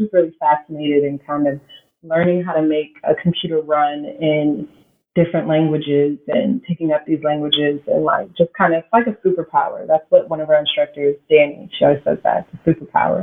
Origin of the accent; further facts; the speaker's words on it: Texas, United States; moved away as an adult; now in San Francisco, United States; we ended up living in Texas. That's pretty much where I spent the majority of my childhood